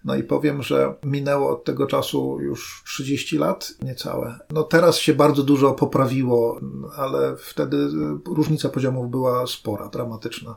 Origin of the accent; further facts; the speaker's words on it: Gdynia, Pomeranian Voivodeship, Poland; ja jestem z Gdyni